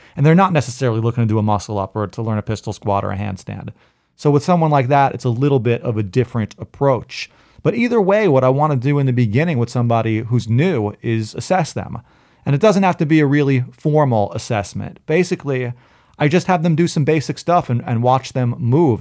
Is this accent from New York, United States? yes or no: yes; New York City, New York, United States; when I was a kid, I grew up in Brooklyn